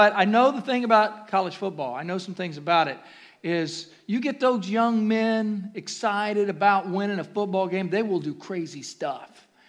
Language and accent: English; near Columbus, Ohio, United States; I was raised in Ohio, all right? Not far, hallelujah, okay? So I was not far, just down the road from Columbus, Ohio